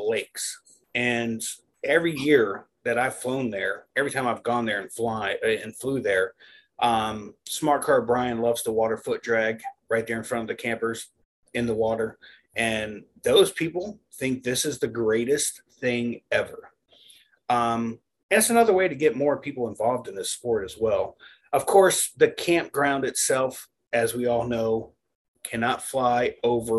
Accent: Florida, United States; I'm from Florida

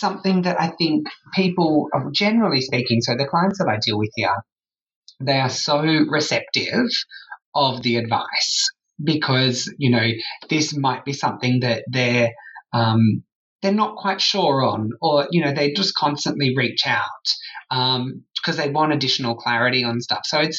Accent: Sydney, New South Wales, Australia; now in Perth, Australia; I moved from Sydney to Perth.

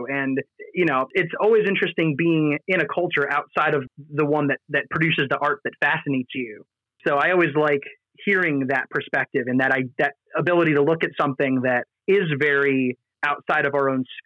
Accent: United States; me as an American

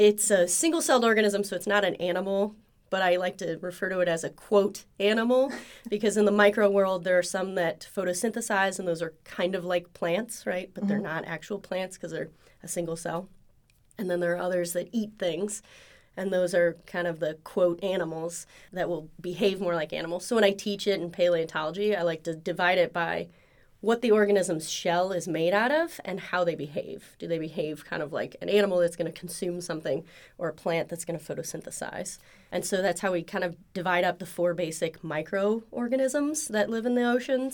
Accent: Ohio, United States; moved away as an adult; also born or lived in Indiana / Pennsylvania; now in Oklahoma, United States; I'm from Ohio originally, and I've kind of bopped around the Midwest a bit

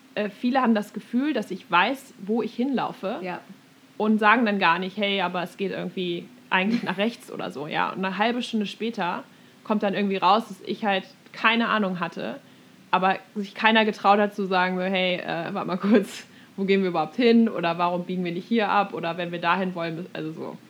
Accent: Germany; now in United States; als Deutsche

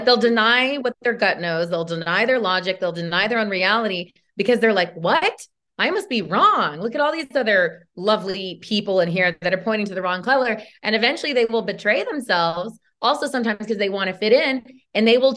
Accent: Modesto, California, United States; moved away; even though George Lucas is from my hometown

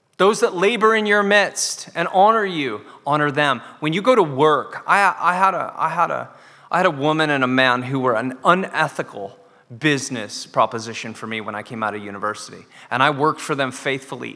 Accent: United States; now in Dundee, United Kingdom; I'm an American in Dundee

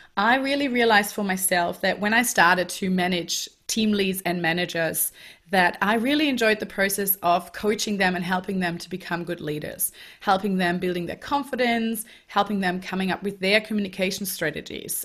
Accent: Germany; moved away; I grew up in Germany, um, so I'm German, and I went to high school there and also university

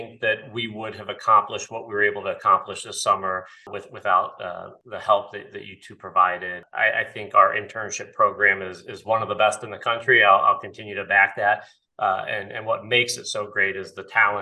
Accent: Canton, Ohio, United States; being born and raised in Canton, kind of in the shadows of the Pro Football Hall of Fame

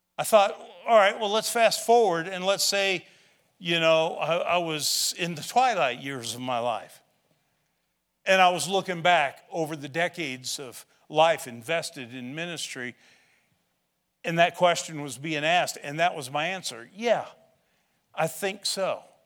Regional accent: Shawnee County, Kansas, United States; moved away; also born or lived in Illinois; I grew up in Shawnee County, the other side of Topeka.

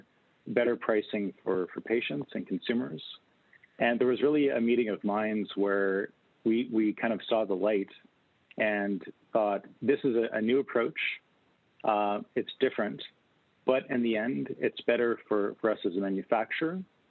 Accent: Canada; also born or lived in Winnipeg, Canada; as a Canadian

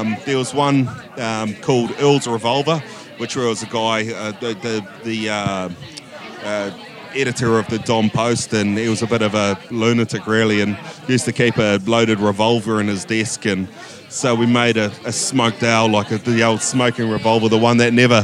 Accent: Hutt Valley, Wellington, New Zealand; from the Hutt Valley

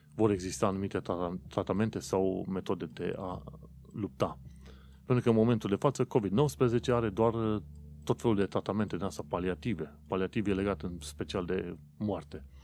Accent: Romania; now in London, United Kingdom; vin din România

